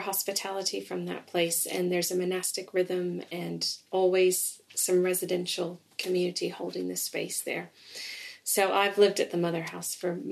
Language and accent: English; East Tennessee, United States; moved away as an adult; now in England; I grew up in East Tennessee in the States.